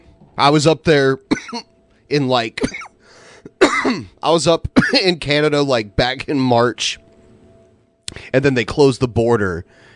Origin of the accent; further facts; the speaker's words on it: Ohio, United States; I grew up in Ohio, which is north of Kentucky